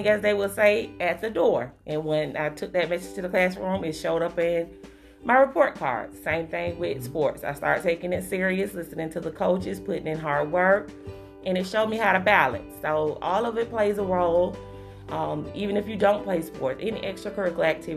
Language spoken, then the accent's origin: English; Hawthorne, Florida, United States; also born or lived in Tallahassee, Florida; I'm right here from Hawthorne. I went to Shell Elementary. I went to Hawthorne High School before taking that jump over to Tallahassee